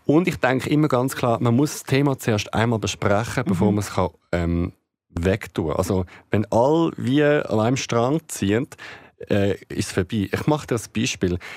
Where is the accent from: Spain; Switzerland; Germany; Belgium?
Switzerland; also born or lived in Greece; bei uns in der Schweiz